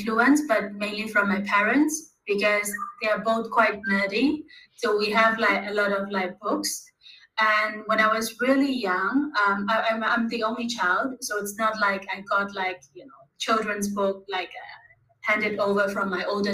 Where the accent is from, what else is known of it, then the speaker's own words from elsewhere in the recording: Myanmar; also born or lived in Bangkok, Thailand; now in Thailand; I'm from Myanmar, but currently I'm based in Thailand